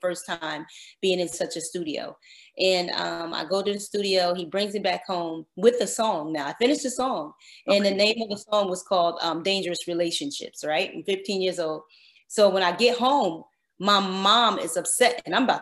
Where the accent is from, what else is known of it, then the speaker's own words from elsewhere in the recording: New Jersey, United States; I'm from New Jersey